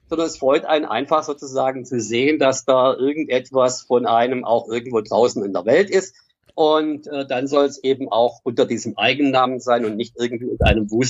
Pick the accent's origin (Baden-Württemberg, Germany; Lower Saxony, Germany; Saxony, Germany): Baden-Württemberg, Germany; born there; now in Ruhr, Germany; Ich bin gebürtiger Schwabe, wohne mhm. aber zwischenzeitlich im Ruhrgebiet.